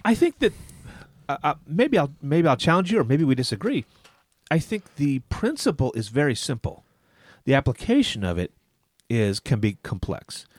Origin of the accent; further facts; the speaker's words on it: United States; I'm an American and I'm a Christian.